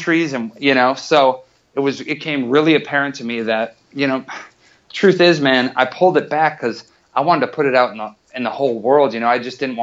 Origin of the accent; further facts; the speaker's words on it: Wisconsin, United States; now in Los Angeles, United States; I grew up in Wisconsin